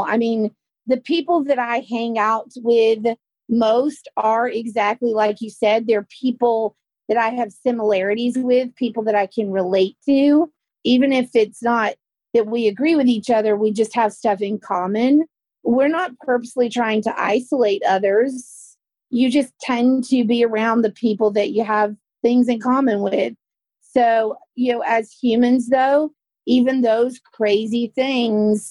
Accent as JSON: {"language": "English", "area": "the South", "region": "Southern United States", "country": "United States", "accent": "Southern", "said": "my Southern accent"}